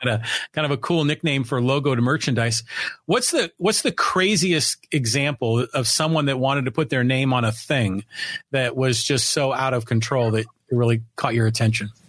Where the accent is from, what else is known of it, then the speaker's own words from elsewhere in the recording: San Francisco Bay Area, California, United States; moved away as an adult; now in San Diego, United States; I grew up in the San Francisco Bay Area